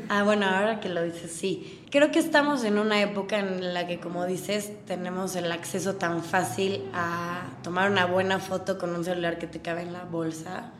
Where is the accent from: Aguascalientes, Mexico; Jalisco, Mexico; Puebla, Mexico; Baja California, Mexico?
Puebla, Mexico; also born or lived in United States; Soy muy mexicana. Entonces no existía, soy de Puebla